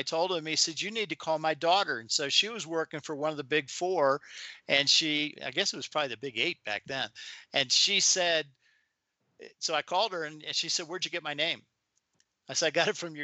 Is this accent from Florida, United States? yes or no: no; Maryland, United States; I grew up in Maryland.